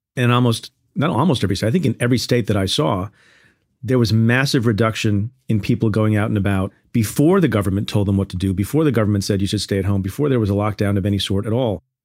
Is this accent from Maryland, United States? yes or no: no; New York, United States; I'm from New York